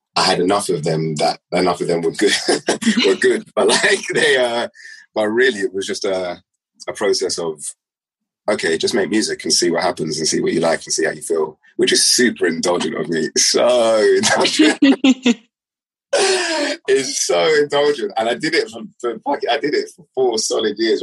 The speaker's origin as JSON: {"language": "English", "region": "London", "country": "United Kingdom", "tie": "born or raised there", "said": "I left West London"}